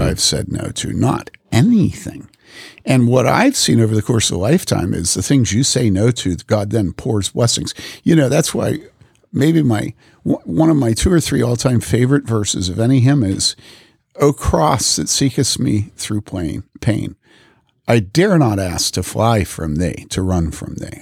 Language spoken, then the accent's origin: English; Wheaton, Illinois, United States; I grew up in Wheaton